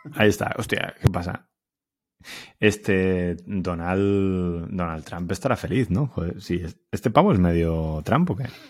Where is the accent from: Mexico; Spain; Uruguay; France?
Spain; Alicante, Valencian Community; moved away as an adult; also born or lived in Elche; now in Barcelona, Spain; yo soy alicantino